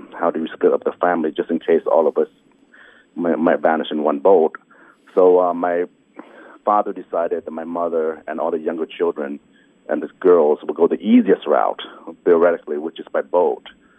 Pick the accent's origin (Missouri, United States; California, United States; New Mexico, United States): Missouri, United States; Kansas City; also born or lived in Vietnam / Hong Kong; I was born in Vietnam in 1973 during the Vietnamese War, and we fled Vietnam by boat in 79 to Hong Kong. We stayed in refugee camps there. And then we were sponsored over by some Catholic charities to the projects of Kansas City, Missouri